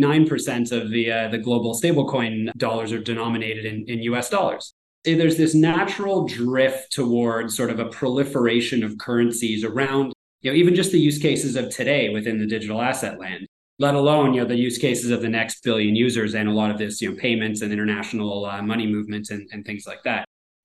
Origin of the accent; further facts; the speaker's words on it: Canada; back to my example of me as a Canadian, you know, going down to Vegas